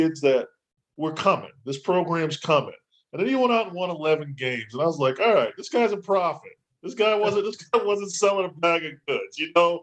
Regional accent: New York City, New York, United States; I'm from New York. I'm from Brooklyn.

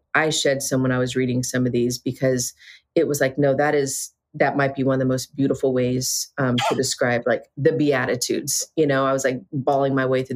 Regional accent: Southeast, United States; I'm from the Southeast

